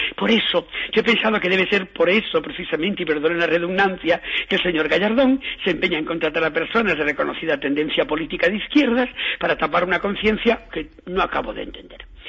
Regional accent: Galicia, Spain; uno como es gallego

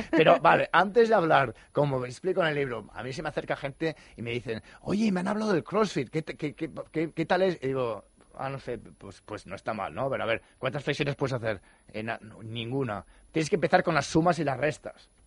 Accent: Santa Monica, California, United States; Mira, yo vengo de Santa Mónica, de Los Ángeles, y es una revolución

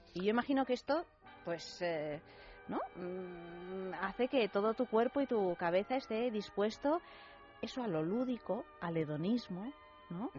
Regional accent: Soria, Castile and León, Spain; en mi pueblo, que es, eh, que es Soria

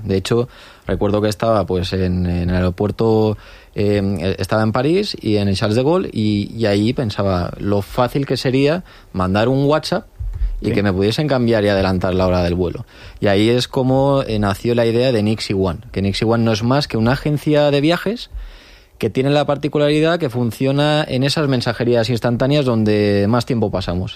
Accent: Spain; los españoles

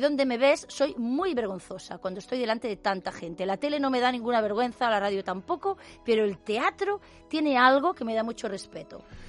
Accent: Catalonia, Spain; somos raritos, hablamos catalán

